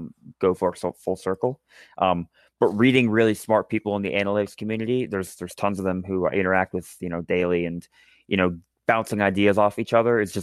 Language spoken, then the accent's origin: English; Charlottesville, Virginia, United States; I grew up in Charlottesville